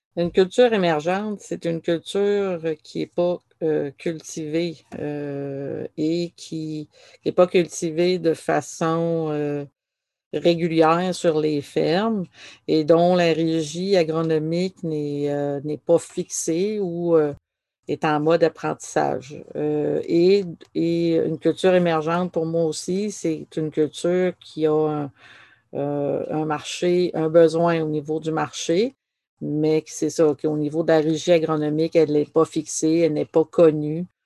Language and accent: French; Dijby, Quebec, Canada; j'ai été élevée à Dijby, qui est frontalier à, au Nouveau-Brunswick